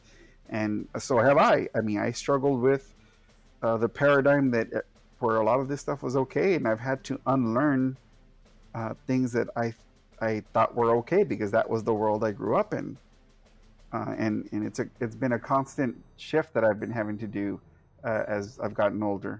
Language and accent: English; the Valley, Texas, United States; now in San Antonio, United States; I moved away from my hometown, and that's when the process started. Because my hometown is extremely toxic. It's extremely misogynistic.